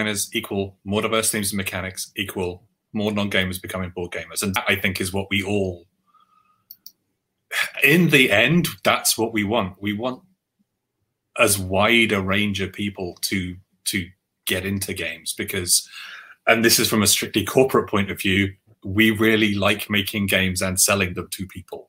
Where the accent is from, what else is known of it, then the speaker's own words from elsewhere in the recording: London, United Kingdom; the white Catholic Irish boy growing up in Northwest London in the 80s